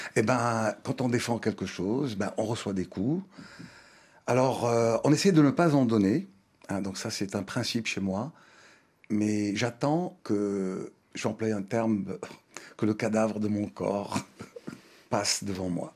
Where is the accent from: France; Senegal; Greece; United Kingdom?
Senegal; Thiès; moved away; also born or lived in Dakar; Je suis né à Dakar, mais mes parents ont vécu à Thiès. Moi-même, j'ai vécu 18 ans à Thiès.